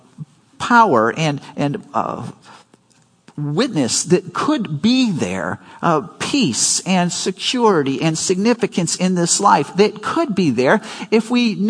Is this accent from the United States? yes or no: yes; Chicago, Illinois, United States; they moved to Chicago before I was born, and so we were raised in Chicago.